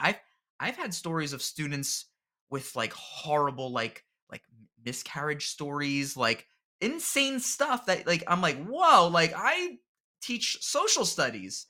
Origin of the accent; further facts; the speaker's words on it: New Jersey, United States; I'm born and raised in New Jersey in the United States